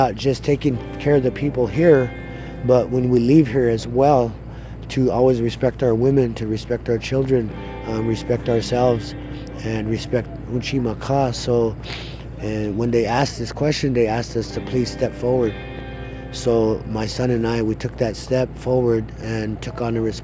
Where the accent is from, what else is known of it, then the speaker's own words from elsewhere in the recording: Little Eagle, South Dakota, United States; I'm from Standing Rock. I grew up in a place called Little Eagle, just south of here